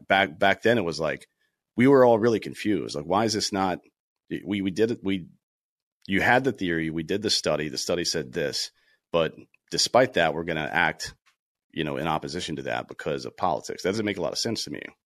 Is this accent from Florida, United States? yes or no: no; South Carolina, United States; I grew up in South Carolina, played baseball, uh, in high school